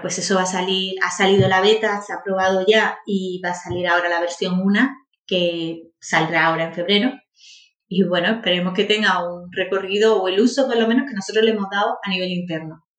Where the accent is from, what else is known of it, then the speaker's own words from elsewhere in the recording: Priego de Córdoba, Andalusia, Spain; moved away as an adult; now in Málaga, Spain; yo soy natural de Priego de Córdoba. Viví allí hasta los dieciocho años, luego me vine y ya soy malagueña